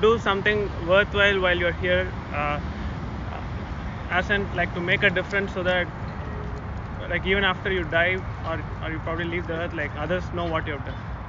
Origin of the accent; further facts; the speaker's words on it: India; moved away as an adult; also born or lived in Durham, North Carolina; I'm not from Atlanta. I'm from India, and I went to Duke to do a PhD in like computer science.